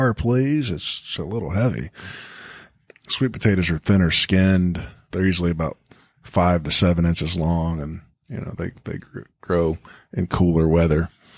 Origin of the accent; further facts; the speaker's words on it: the South, United States; moved away; When I was growing up down south, we called them yams